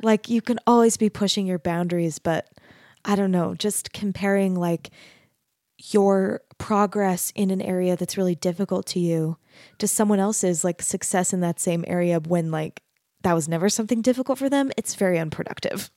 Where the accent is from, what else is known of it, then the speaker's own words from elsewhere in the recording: Arizona, United States; I grew up in Arizona